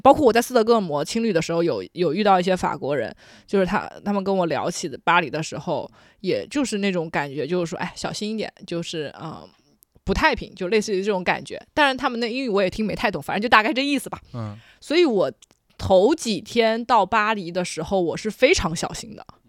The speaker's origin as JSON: {"language": "Chinese", "town": "Jinjiang", "region": "Fujian", "country": "China", "tie": "born or raised there", "said": "我的老家晋江或者泉州"}